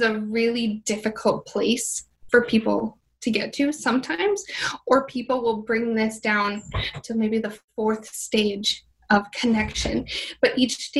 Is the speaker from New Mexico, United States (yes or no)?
no; Minnesota, United States; moved away as an adult; now in Miami, United States; I'm originally from Minnesota